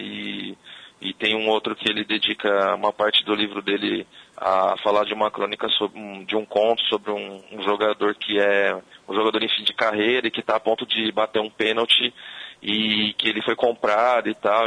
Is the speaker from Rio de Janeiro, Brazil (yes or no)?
no; São Paulo, Brazil; eu moro em São Paulo, eu sou do, do bairro de Pirituba